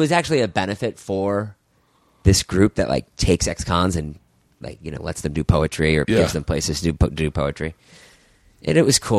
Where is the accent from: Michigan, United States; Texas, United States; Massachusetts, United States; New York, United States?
Massachusetts, United States; Boston; moved away; I grew up in Boston.